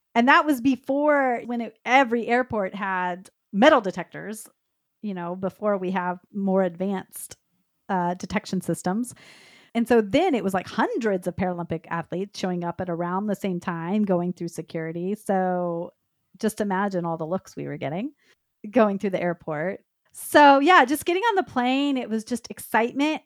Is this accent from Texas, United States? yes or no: yes; Dallas, Texas, United States; I grew up in the Dallas, Texas area